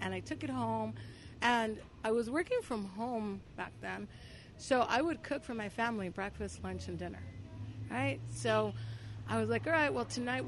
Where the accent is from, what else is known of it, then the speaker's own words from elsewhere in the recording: Los Angeles, California, United States; I grew up in this barrio in L.A., next to East L.A., called Boyle Heights